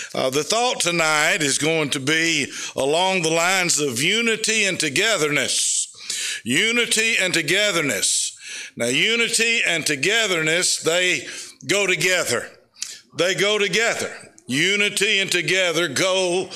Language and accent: English; United States; I am an American. And I'm American from the top of my head to the bottom of my foot. Thank God I was born in South America